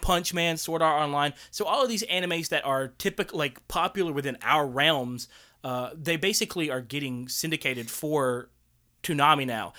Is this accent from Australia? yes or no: no; Tuscaloosa, Alabama, United States; we didn't have, uh, really like, eh, Japanese restaurants around Tuscaloosa growing up